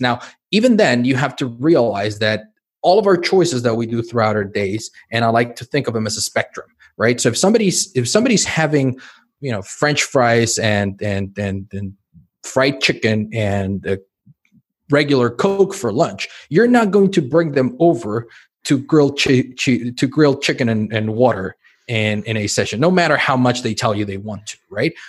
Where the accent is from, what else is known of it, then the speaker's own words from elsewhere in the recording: Mexico City, Mexico; now in Spain; I grew up in Mexico City